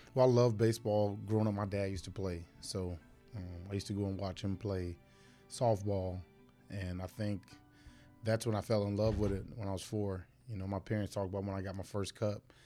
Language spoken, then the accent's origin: English; Fort Myers, Florida, United States; I was born and raised Fort Myers